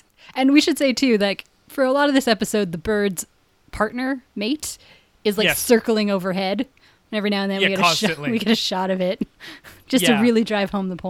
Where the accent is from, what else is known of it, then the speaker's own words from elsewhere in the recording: Canada; we're very Canadian.